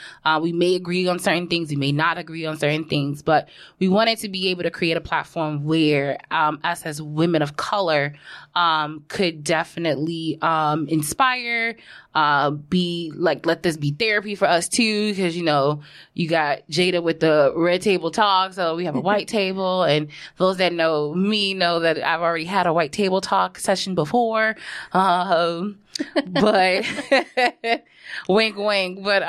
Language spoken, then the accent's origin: English; Brooklyn, New York, United States; because I grew up born in Brooklyn, and we stayed in Brooklyn until I was, like, maybe about 4 or 5.